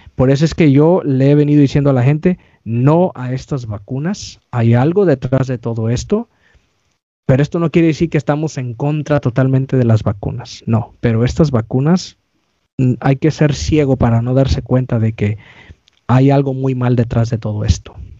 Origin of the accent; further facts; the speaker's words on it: California, United States; soy aquí de California